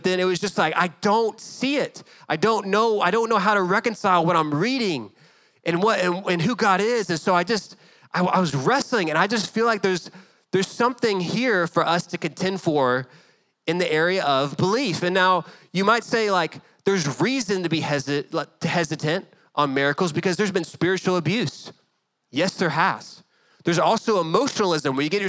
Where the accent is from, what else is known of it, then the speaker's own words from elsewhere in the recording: Dallas, Texas, United States; growing up in Dallas